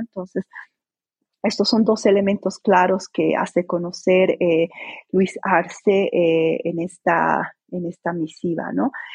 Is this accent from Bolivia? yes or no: yes; Bolivia; mi país